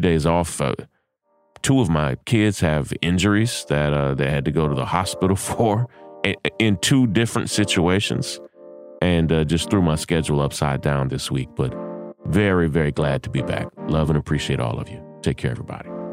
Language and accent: English; United States; I am an American. I have an American passport